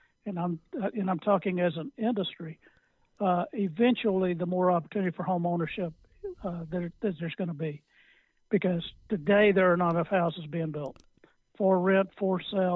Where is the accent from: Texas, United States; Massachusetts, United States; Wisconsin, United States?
Texas, United States; a guy growing up in Houghton City, Texas